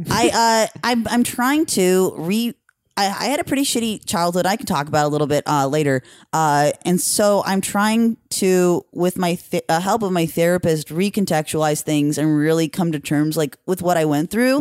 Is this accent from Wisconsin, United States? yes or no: no; Norco, California, United States; I'm from Riverside County